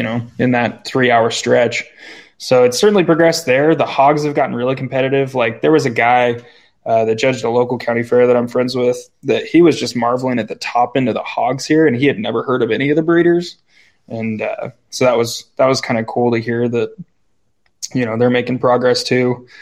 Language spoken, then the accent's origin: English; New Plymouth, Idaho, United States; also born or lived in Boise; And I was born in Boise, which is like the capital main city in Idaho, and lived there until I was four or five. And then we moved out to New Plymouth, where we still live.